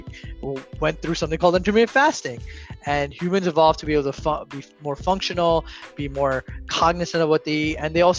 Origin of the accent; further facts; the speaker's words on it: India; I'm Indian, so it's done in Jainism.